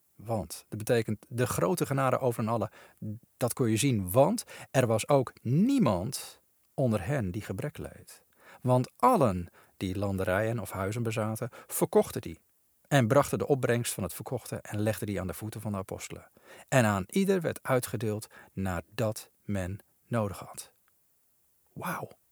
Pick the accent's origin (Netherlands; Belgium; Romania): Netherlands; wij als Nederlanders